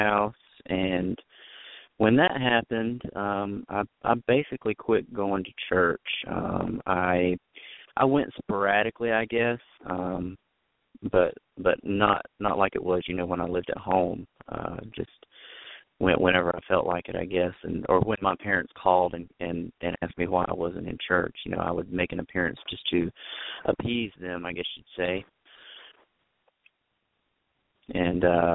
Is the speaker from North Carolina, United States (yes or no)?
yes; just north of Charlotte, North Carolina, United States; also born or lived in Wilmington, North Carolina; So I was born in Wilmington, North Carolina, and we moved to just north of Charlotte